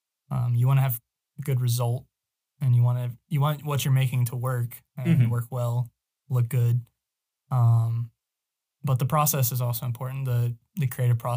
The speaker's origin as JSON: {"language": "English", "region": "the South", "country": "United States", "said": "As a Southerner"}